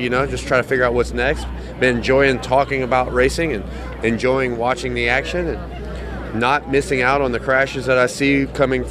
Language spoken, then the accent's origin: English; the South, United States; I'm from the South